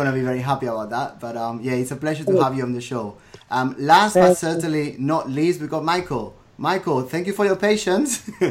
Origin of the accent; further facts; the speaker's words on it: Mollet del Vallès, Catalonia, Spain; I'm from Mollet del Vallès, which is obviously close to Barcelona and Montmeló Formula One circuit.